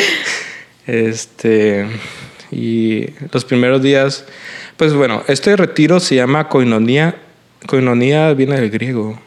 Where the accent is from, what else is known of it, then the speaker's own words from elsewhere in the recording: Mexicali, Baja California, Mexico; nací aquí en Mexicali, Baja California